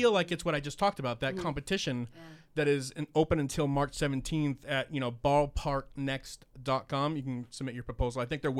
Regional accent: Boston, Massachusetts, United States; I am from Boston, and Fenway Park is the oldest baseball stadium in, you know, the league.

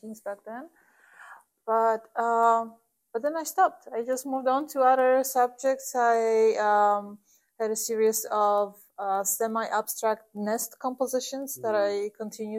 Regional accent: Poland; moved away as an adult; also born or lived in Warsaw; now in Galesburg, United States; I'm originally from Poland.

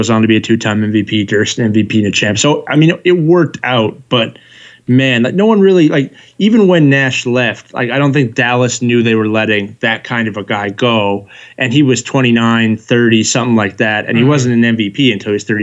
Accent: Canada; also born or lived in Calgary, Alberta; I'm also Canadian

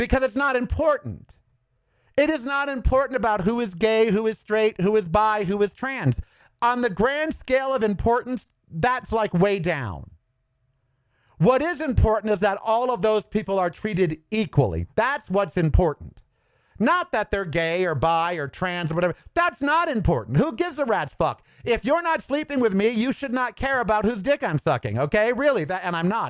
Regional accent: United States; I'm an American first, above all.

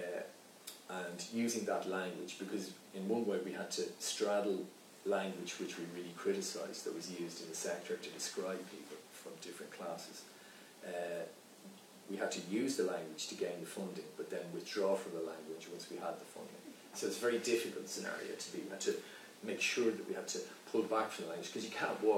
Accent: Dublin, Leinster, Ireland; I grew up in Belvedere. I was from the north side.

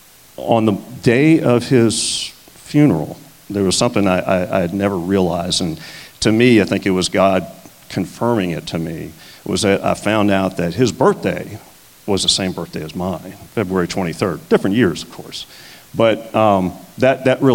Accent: South Louisiana, United States; moved away; I grew up in South Louisiana, and I was a Catholic

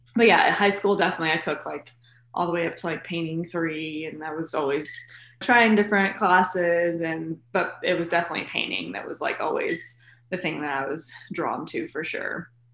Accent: Lexington, Kentucky, United States; I was born in Lexington, lived here my whole life elementary through high school here

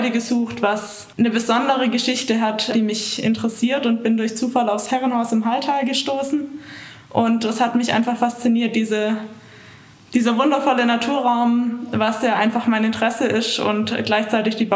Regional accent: Reutlingen, Baden-Württemberg, Germany; moved away as an adult; now in Innsbruck, Austria; ich komme aus der Gegend von Stuttgart, genau aus Reutlingen ich wohne jetzt seit eineinhalb Jahren in Innsbruck

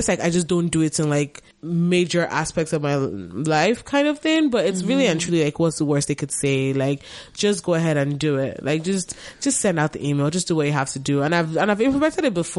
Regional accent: Lagos, Nigeria; now in Canada; I grew up in Lagos

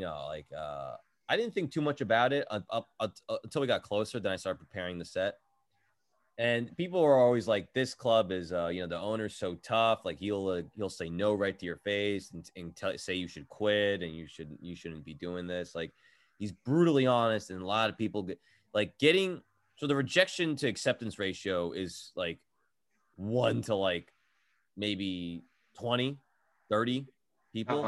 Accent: New Jersey, United States; I'm from New Jersey

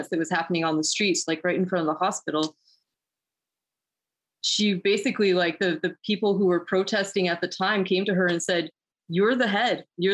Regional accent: Oakland, California, United States; moved away as an adult; now in Illinois, United States; I'm kind of from the Bay Area, from Oakland, California. I just moved out to Illinois recently.

